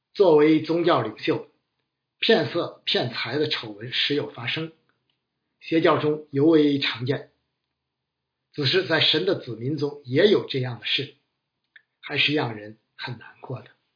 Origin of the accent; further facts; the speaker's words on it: China; 我们中国人倾向 脸谱化的思维